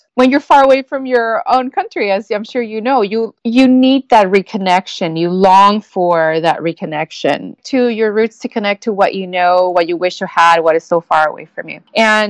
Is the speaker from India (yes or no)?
no; Mexico; I grew up in the border, so it's a border town. Everything gets fused together. It gets mixed. It gets interchanged. I grew up in Mexico in a restaurant.